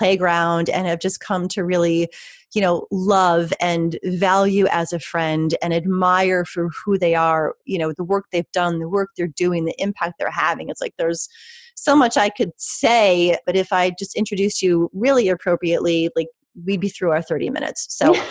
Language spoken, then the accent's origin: English; York, Pennsylvania, United States; right here in my hometown of York, Pennsylvania